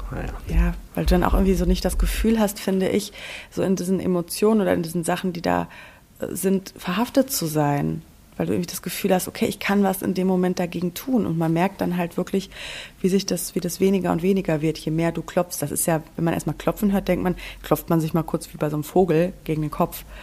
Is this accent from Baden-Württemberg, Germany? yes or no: no; North Rhine-Westphalia, Germany; ich komme aus dem Sauerland. Du weißt ja, ich komme vom Dorf.